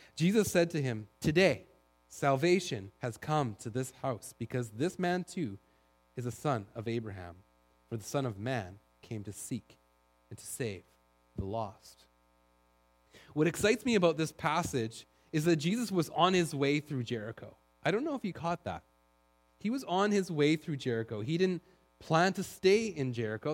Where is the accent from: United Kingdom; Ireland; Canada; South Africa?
Canada; Duncan, British Columbia; now in Langley, Canada; I grew up in Duncan